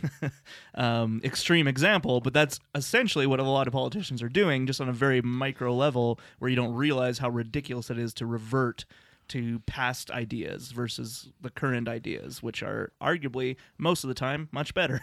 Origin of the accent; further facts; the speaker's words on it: Lethbridge, Alberta, Canada; moved away as an adult; now in Calgary, Canada; growing up in Lethbridge, Alberta